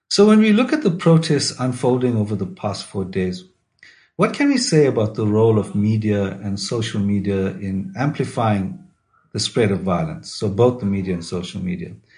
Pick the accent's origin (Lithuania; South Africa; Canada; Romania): South Africa; KwaZulu-Natal; I grew up in KwaZulu Natal in the 80s, so I lived through the two states of emergency